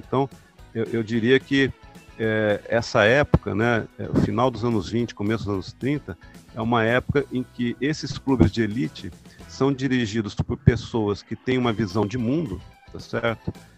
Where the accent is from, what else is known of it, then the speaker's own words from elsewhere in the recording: Ribeirão Preto, São Paulo, Brazil; eu cresci é, indo ao estádio ver o Botafogo de Ribeirão Preto, né? Sou lá de Ribeirão Preto